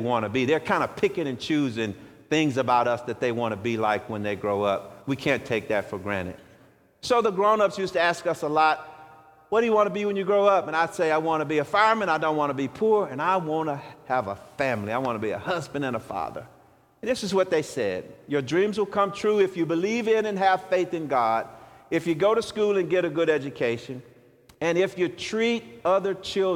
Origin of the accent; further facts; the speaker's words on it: Shreveport, Louisiana, United States; I was born in 1960 in Shreveport, Louisiana, at Confederate Memorial Hospital, where the poor families went who couldn't afford health care